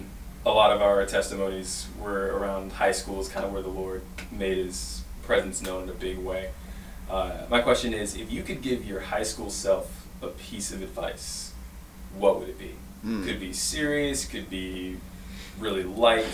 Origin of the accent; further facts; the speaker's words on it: Detroit, Michigan, United States; also born or lived in Ann Arbor, Michigan; when I grew up in Detroit